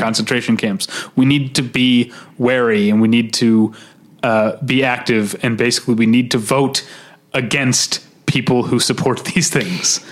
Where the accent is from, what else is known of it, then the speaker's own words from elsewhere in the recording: United States; as an American